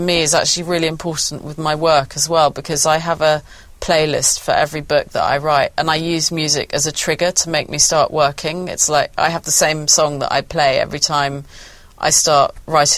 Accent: Norfolk, East of England, United Kingdom; all these punk bands that I'd seen growing up in Norfolk

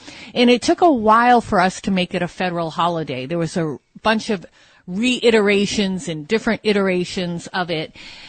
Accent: United States; I'm very, very proud to be American, but I also like my heritage. You know, on my father's side, I have a great grandparents from Belgium. On my grandfather's paternal side, from Armenia. My mother's just from Italy.

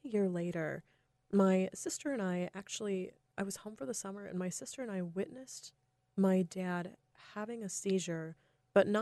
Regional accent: North Carolina, United States; I grew up in North Carolina

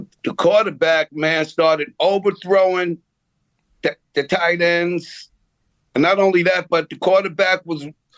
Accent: Roosevelt, New York, United States; I grew up in Roosevelt

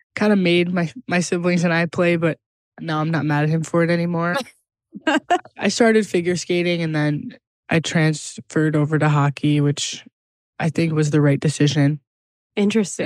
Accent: Cleveland, Ohio, United States; I grew up in Cleveland, Ohio

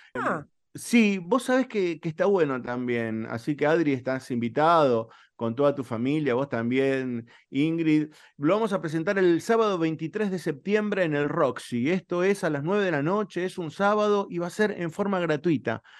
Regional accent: Morón, Buenos Aires Province, Argentina; yo soy de Morón

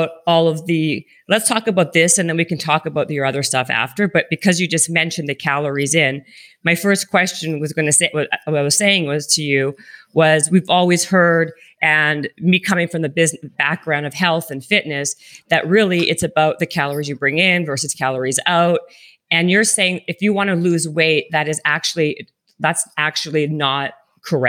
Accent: Toronto, Ontario, Canada; Toronto, Canada, of course, my hometown

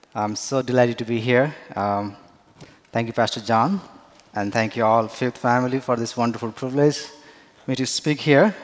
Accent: Nepal; now in Grand Rapids, United States; I am from Nepal

